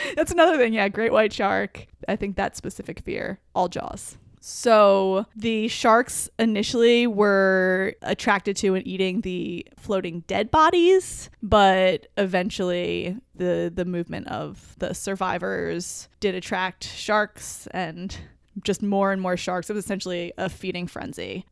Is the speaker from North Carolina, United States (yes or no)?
no; New Jersey, United States; I grew up in New Jersey, actually right near the coast